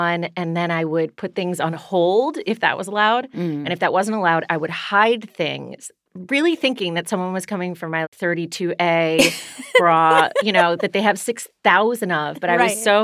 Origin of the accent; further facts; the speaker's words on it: Washington, District of Columbia, United States; I'm from Washington, D.C.